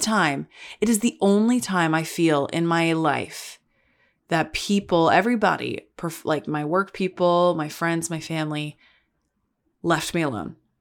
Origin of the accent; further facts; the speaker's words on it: the South, United States; moved away; I grew up in the South